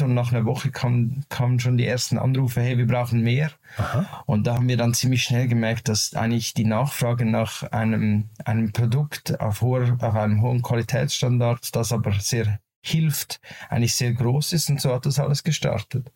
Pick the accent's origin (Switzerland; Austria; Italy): Switzerland; Zurich; Wir sind aus der Schweiz, aus Zürich, beziehungsweise ich